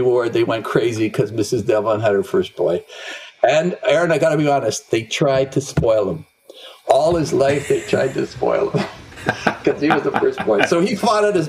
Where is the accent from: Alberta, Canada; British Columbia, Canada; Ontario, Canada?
Alberta, Canada; Edmonton; I was born in Edmonton